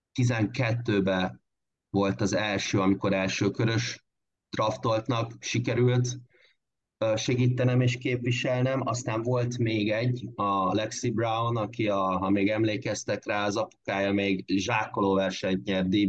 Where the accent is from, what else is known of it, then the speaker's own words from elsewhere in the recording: Körmend, Vas, Hungary; akik ott, ott tanultunk és ott nőttünk fel